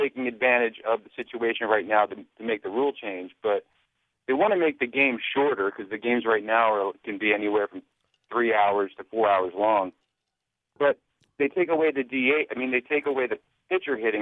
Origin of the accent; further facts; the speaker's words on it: Clifton Heights, Pennsylvania, United States; now in Virginia, United States; I grew up in Clifton Heights